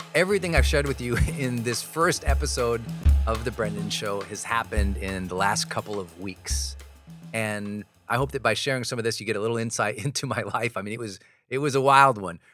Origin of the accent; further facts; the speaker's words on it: Montana, United States; I'm this kid from Montana